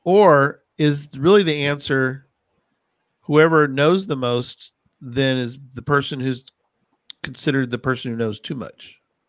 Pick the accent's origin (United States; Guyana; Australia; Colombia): United States; San Antonio, Texas; I was born and raised in San Antonio